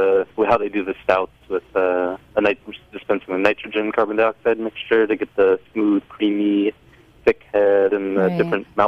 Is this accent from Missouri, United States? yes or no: no; Texas, United States; also born or lived in Georgia / New Jersey / New York; I grew up in Texas and Georgia, and then I moved up to New Jersey and New York. My family's Puerto Rican. My father's Puerto Rican, and my mom's American.